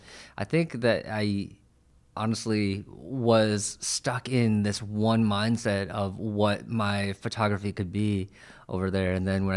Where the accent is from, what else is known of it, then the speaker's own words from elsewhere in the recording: New York, United States; now in San Francisco Bay Area, United States; Yeah, I'm from New York, actually. And so I came out to the Bay about 5 years ago.